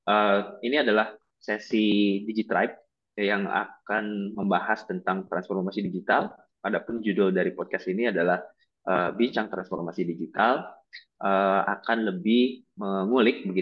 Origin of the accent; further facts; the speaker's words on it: West Java, Indonesia; karena saya orang Sunda dan Pak Uhen juga orang Sunda, Alia juga orang Sunda